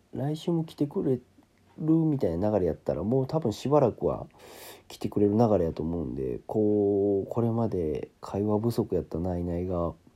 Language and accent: Japanese; Kansai, Japan; なんかもう関西人なんですけど